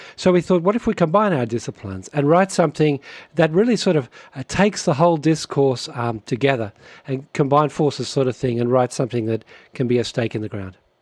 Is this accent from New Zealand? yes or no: no; Australia; moved away as an adult; now in Canada; brothers, we grew up in Australia